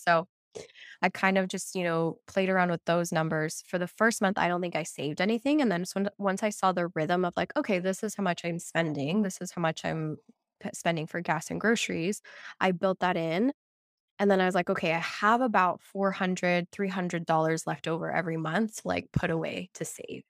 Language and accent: English; Lima, Peru; moved away; I was born in Lima, Peru